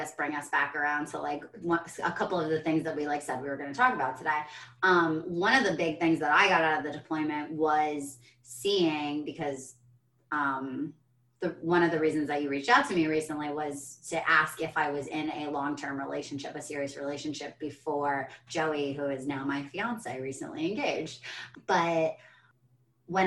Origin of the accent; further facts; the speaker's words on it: United States; I'm an American